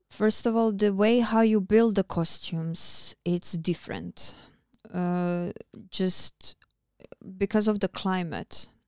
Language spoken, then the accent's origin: English; Croatia; English is a second language; moved away as an adult; now in Iceland; I am still close to my hometown, to my country